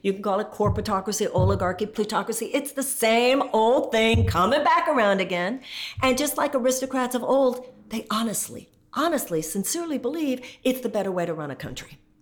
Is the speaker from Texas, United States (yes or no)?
yes; Texas, United States; I come from Texas